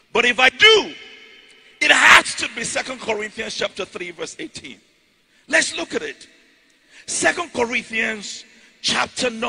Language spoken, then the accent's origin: English; Ijebu, Ogun State, Nigeria; moved away; I'm from Ijebu in Nigeria.